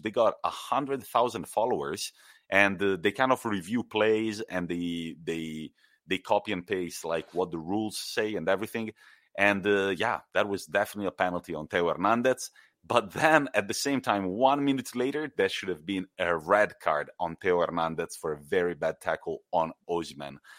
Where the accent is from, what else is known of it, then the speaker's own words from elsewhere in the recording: Italy; my home country